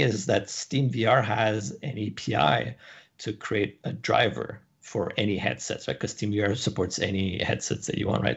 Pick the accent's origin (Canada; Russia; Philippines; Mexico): Canada; also born or lived in San Francisco; I moved back to Canada. I'm Canadian, so I moved back to Canada, started my business here